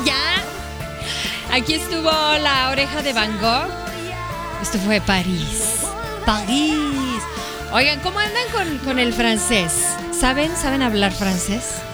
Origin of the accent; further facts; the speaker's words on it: Mexico; also born or lived in Guadalajara; otros están estudiando aquí en, nuestro país